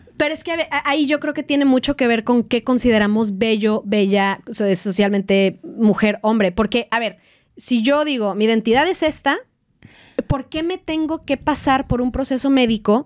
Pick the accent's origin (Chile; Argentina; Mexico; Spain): Mexico; moved away as an adult; en donde yo nací y crecí, en México